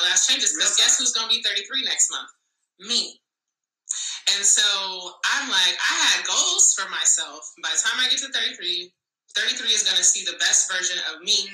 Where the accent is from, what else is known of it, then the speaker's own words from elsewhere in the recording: Madrid, Community of Madrid, Spain; I was born in Madrid, Spain.